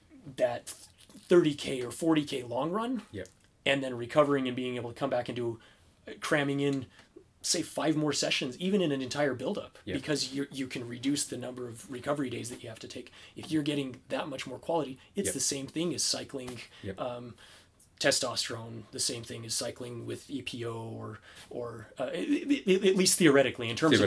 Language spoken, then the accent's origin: English; United States; I'm American